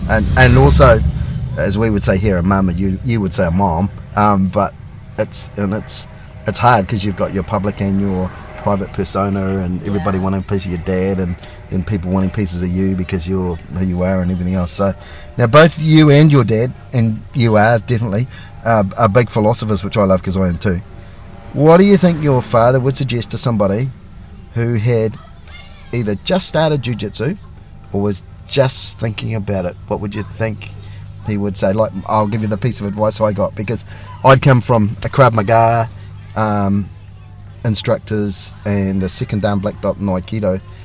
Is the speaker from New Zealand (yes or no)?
yes; New Zealand; for us over here in New Zealand